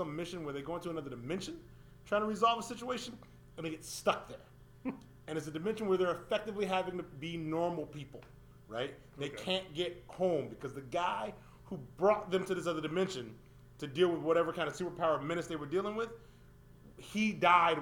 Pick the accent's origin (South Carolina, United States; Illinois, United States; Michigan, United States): Illinois, United States; Chicago; I'm from Chicago